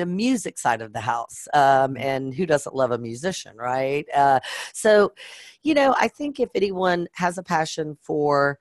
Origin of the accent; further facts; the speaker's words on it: Southern Louisiana, United States; I was born and raised in Southern Louisiana